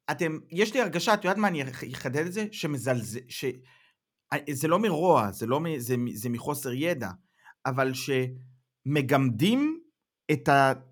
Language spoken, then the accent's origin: Hebrew; Israel; now in Germany; היום אני גרמני-ישראלי, אני חי פה, אני יודע בראש ובלב שאני אף פעם לא אוכל לחיות בישראל כמו שחייתי קודם